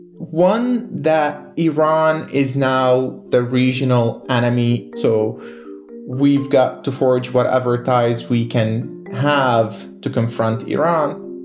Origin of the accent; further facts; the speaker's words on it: Lebanon; now in Washington, United States; Yeah, growing up in Lebanon, it was the second Intifada